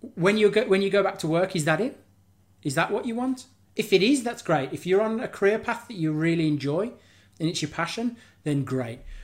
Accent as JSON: {"language": "English", "town": "Birmingham", "region": "West Midlands", "country": "United Kingdom", "moved": "yes", "lives_now": "West Wales, United Kingdom", "said": "I'm from Birmingham originally, but I live just down the road, um, and I'm living in West Wales now."}